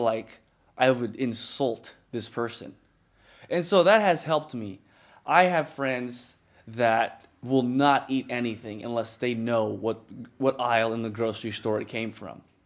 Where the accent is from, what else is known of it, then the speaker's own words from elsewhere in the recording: United States; I'm American. I'm, I'm Ethiopian American